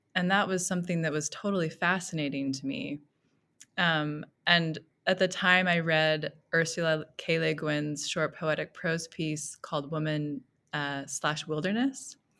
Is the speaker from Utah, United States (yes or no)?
yes; Millcreek, Utah, United States; I grew up in Mill Creek, Utah, so I've been, um, sort of in Utah most of my life